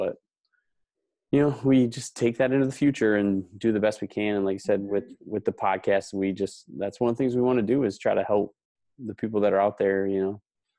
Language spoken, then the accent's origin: English; Cumberland, United States; I grew up in Cumberland and I taught in Houston. That was my first job.